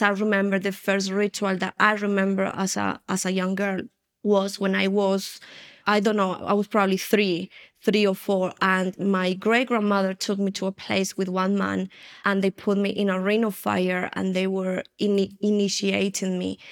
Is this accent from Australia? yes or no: no; Spain; also born or lived in United Kingdom; now in Colombia; I'm originally from Colombia in, uh, South America, and I have been here for one year and a half already. I was raised in Spain, then I moved to the U K, and now the Lord brought me back to Colombia after twenty-five years